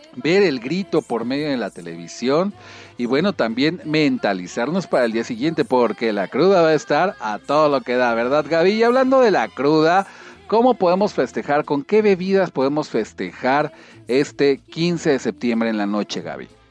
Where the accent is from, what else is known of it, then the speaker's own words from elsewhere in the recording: Mexico; nuestra cultura coloquial típica mexicana y del folclore que nos hace sentir muy a gusto como mexicanos